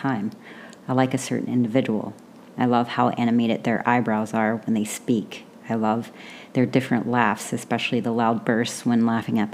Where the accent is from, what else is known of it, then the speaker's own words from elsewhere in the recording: the South, United States; I grew up in the South where everything is fried or buttered